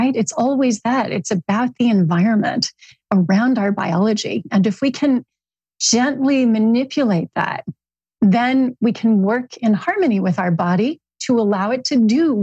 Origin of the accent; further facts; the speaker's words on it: California, United States; I'm a Californian